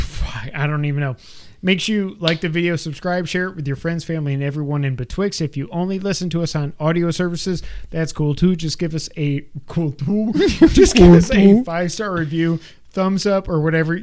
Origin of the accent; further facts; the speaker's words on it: New York, United States; moved away; growing up in New York